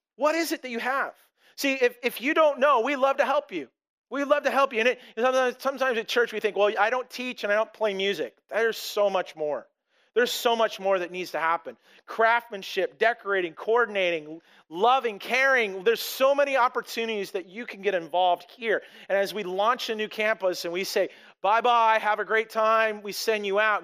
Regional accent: Blaine, Washington, United States; I came from this little town of Blaine, this, this little place called Custer, Washington, in or Ferndale

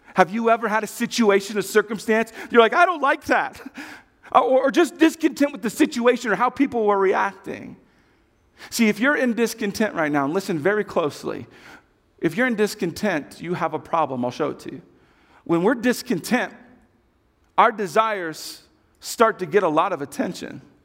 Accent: Kansas, United States; I come from Kansas.

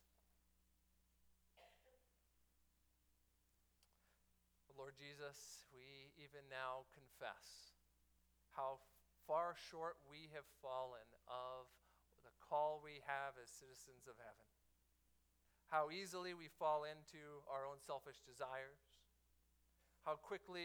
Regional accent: Miami, Florida, United States; my hometown, the Miami Heat

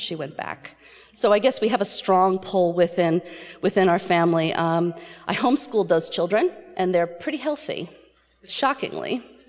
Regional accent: New York City, New York, United States; I was born in New York City

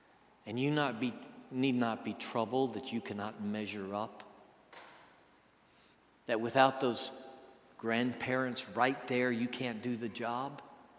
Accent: Minnesota, United States; also born or lived in Pennsylvania / West Virginia / Maryland / El Paso; I was born in Minneapolis, and before I was two, they moved to Pennsylvania, and then we moved to West Virginia, and then to Maryland, then we moved to El Paso, and I was just five. By the time I was seven, I was back in the northern plains of Minnesota.

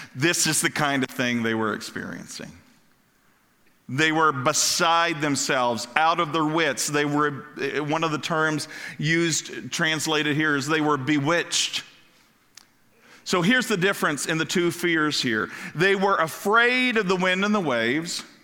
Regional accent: Kentucky, United States; moved away; also born or lived in Ohio / Florida; I grew up in Kentucky

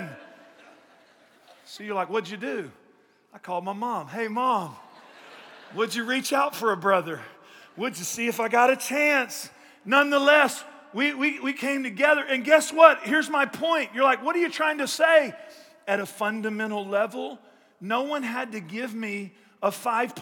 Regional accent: East Texas, United States; I grew up in East Texas

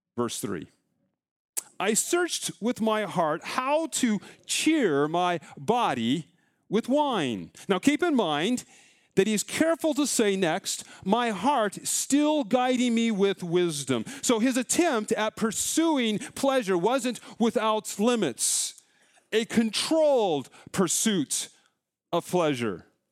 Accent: Colorado, United States; now in Iowa, United States; growing up in Colorado

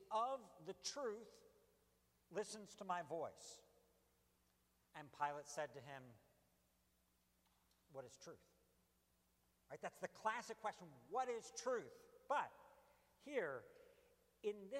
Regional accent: United States

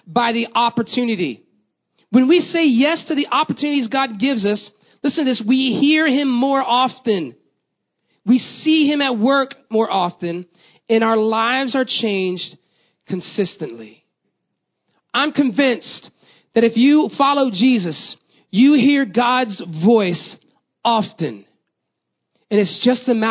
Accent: Tampa, Florida, United States; moved away; also born or lived in Texas; I grew up in Florida, Tampa, in fact

